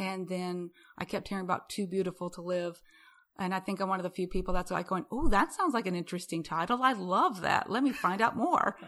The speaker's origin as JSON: {"language": "English", "town": "Rapid City", "region": "South Dakota", "country": "United States", "moved": "yes", "lives_now": "Houston, United States", "said": "I'm from Rapid City."}